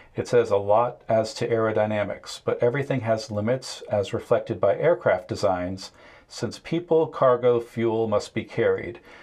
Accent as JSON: {"language": "English", "region": "New England", "country": "United States", "tie": "born or raised there", "said": "I grew up in New England"}